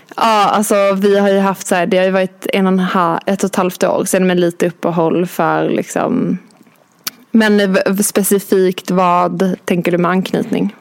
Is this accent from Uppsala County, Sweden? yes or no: no; Skåne, Sweden; moved away as an adult; now in Stockholm, Sweden; jag kommer från Skåne. Jag eh, flyttade till Stockholm för 11-12 år sedan